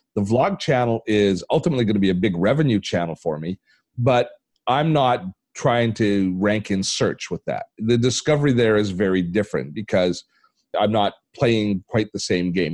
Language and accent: English; Canada; I'm Canadian